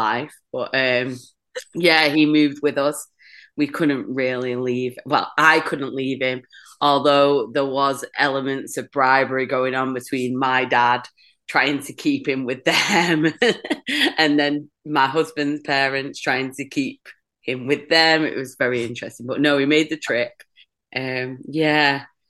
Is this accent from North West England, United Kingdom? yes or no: yes; Manchester, North West England, United Kingdom; accent: northern; moved away as an adult; now in Bowmanville, Canada; I'm from Manchester in the UK. Currently don't live in Manchester in the UK, live in Bowmanville, which is just outside Toronto